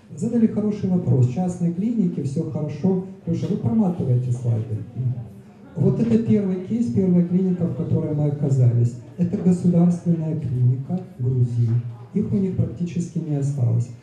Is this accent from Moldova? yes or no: no; Ukraine; мы из Украины